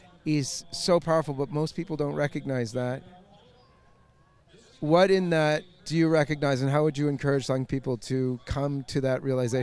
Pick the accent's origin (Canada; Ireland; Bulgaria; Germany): Canada; Yeah, I'm from Canada